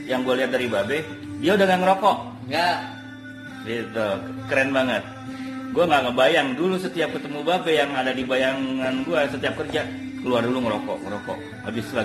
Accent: Java, Indonesia; kita harus tetap merasa beruntung atau bersyukur gitu ya karena kita orang Jawa pak orang Jawa ya, ya. Jawa.

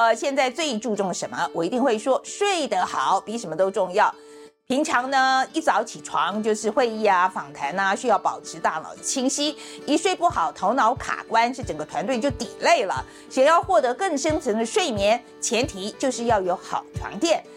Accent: Taiwan; 我们台湾人

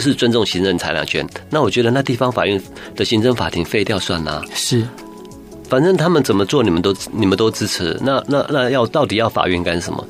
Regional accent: Taiwan; 我们台湾人

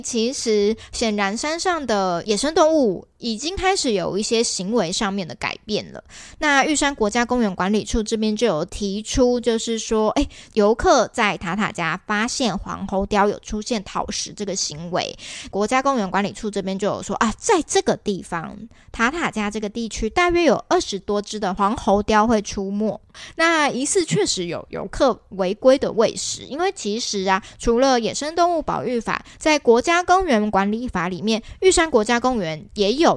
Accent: Kaohsiung, Taiwan; 我是高雄人，我爸妈平常住在美浓

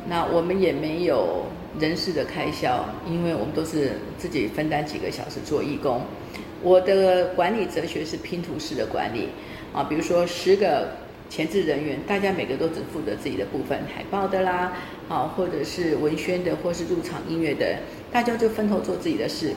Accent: Zhongli, Taoyuan, Taiwan; moved away as an adult; also born or lived in Tainan, Taiwan / Taichung, Taiwan / United States; 我是在台南出生，呃，小时候都在台南混大的。那中，呃，七岁的时候到中立去读小学一年级。中立是个有很，五个族裔相处的地方

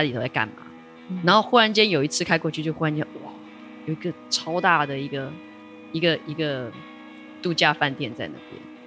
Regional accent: Taipei, Taiwan; moved away as an adult; now in Taitung, Taiwan; 我是台北人。哦。因为小时候虽然住在台北

